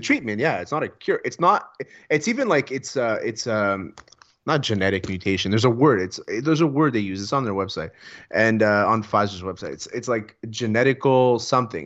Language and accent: English; Montreal, Quebec, Canada; I'm from the West Island